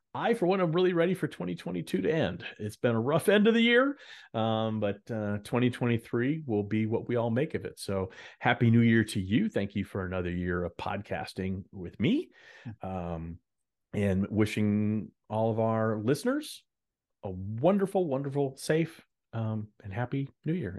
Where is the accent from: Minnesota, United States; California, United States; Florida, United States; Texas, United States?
Texas, United States; Dallas; I grew up in Dallas